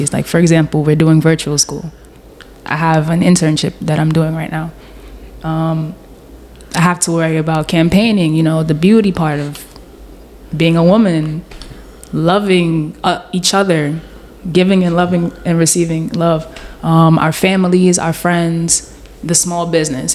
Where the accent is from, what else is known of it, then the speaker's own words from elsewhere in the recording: Guyana; technically Guyana is not in the Caribbean. I'm South American